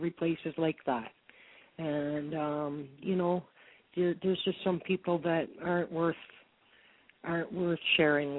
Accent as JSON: {"language": "English", "region": "Alberta", "country": "Canada", "tie": "born or raised there", "also_born_or_lived": "Regina, Saskatchewan", "said": "born and raised in Alberta"}